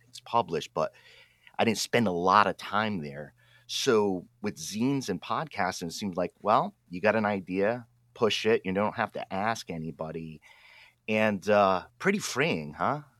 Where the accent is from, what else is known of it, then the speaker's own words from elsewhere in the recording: Pawtucket, Rhode Island, United States; now in Oregon, United States; I grew up in Pawtucket, Rhode Island, East Coast